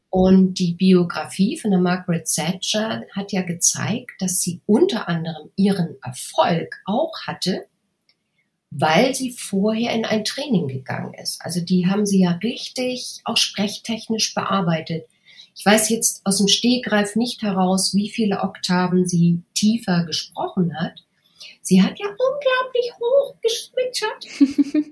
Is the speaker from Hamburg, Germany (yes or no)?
yes; Hamburg, Germany; accent: Hamburg; moved away as an adult; also born or lived in Munich; als Hamburgerin, ich habe auch damals ganz stark gehamburgert